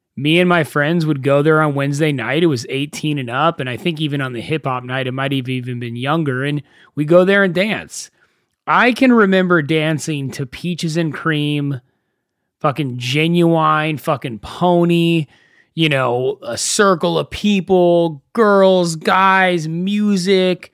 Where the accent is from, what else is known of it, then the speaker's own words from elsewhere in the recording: Thousand Oaks, California, United States; moved away as an adult; now in West Hollywood, United States; I live in West Hollywood, and I grew up in a town called Thousand Oaks